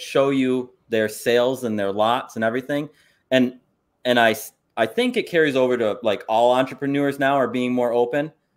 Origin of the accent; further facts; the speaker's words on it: Saranac Lake, New York, United States; I'm from Saranac Lake, and one of our big tourist things that we have is we have a winter carnival